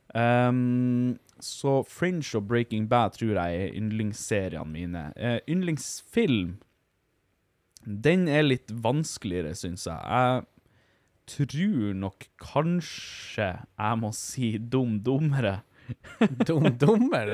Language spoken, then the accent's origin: Norwegian; Finnmark, Norway; Vi er finnmarkinger